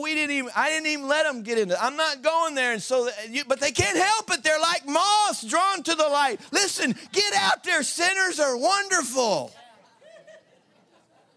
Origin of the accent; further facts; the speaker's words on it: Southeast Missouri, United States; I'm from Southeast Missouri. You can't get more redneck than that.